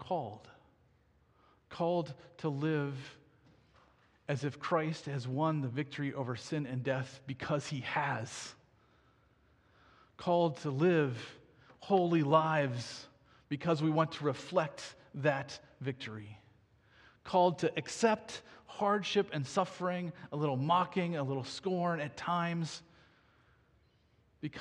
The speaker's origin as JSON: {"language": "English", "country": "United States", "said": "as an American"}